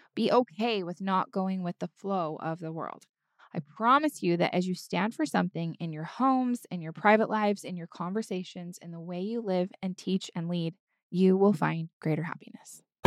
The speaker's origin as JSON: {"language": "English", "country": "United States", "tie": "born or raised there", "moved": "yes", "lives_now": "Southern California, United States", "said": "I did grow up in a much more conservative area of the United States of America"}